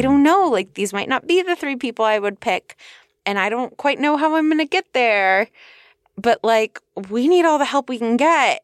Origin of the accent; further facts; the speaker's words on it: California, United States; I'm from California